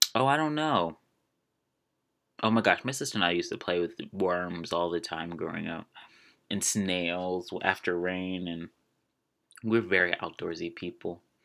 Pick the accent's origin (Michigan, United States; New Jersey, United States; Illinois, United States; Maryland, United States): Maryland, United States; accent: Maryland; I love my Maryland accent. I am from twenty minutes outside of D C.